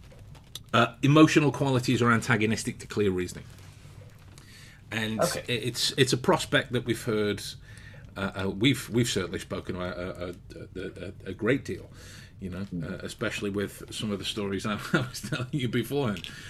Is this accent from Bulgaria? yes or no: no; England, United Kingdom; being English